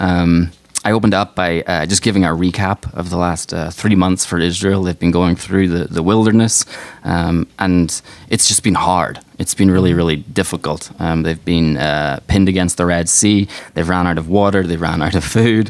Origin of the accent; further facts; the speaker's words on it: Ireland; moved away as an adult; now in Chicago, United States; we're from Ireland, so we came over to Chicago 4 years ago.